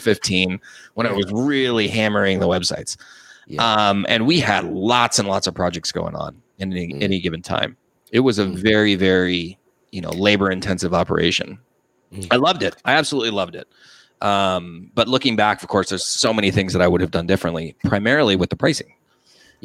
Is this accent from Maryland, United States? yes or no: no; Los Angeles, California, United States; also born or lived in San Diego; I'm originally from Los Angeles.